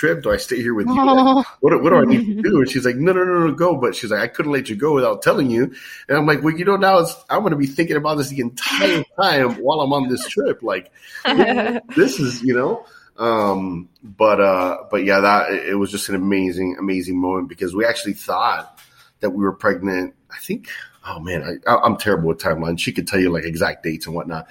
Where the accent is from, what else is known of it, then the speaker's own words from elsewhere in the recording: Miami, Florida, United States; I was born and raised here in Miami